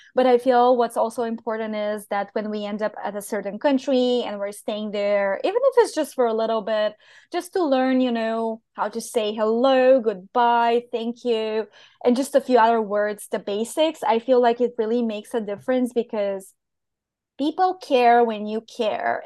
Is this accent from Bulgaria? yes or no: yes; Bulgaria; English is a second language; moved away as an adult; also born or lived in Portugal; where I come from